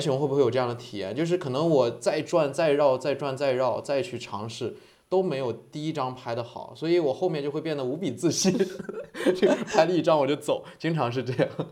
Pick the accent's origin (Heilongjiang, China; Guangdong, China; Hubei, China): Heilongjiang, China; Harbin; now in Hainan, China; 我本身是哈尔滨人